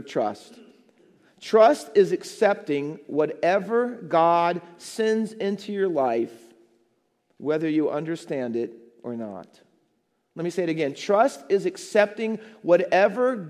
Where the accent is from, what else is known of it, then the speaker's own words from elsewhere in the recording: Ohio, United States; moved away as an adult; also born or lived in New Jersey; now in Hamilton, United States; I was living in Ohio. I was youth pastor at the church that I grew up as a little boy